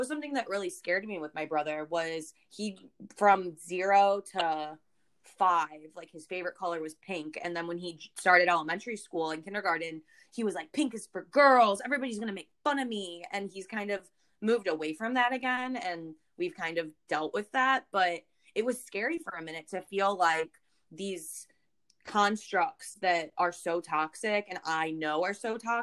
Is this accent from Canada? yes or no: no; St. Louis, Missouri, United States; I grew up in St. Louis, Missouri